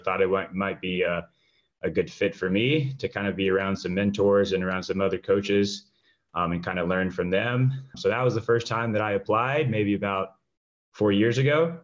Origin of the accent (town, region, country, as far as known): Richmond, Virginia, United States; born or raised there; first language English; also born or lived in Rio de Janeiro, Brazil; now in Atlanta, United States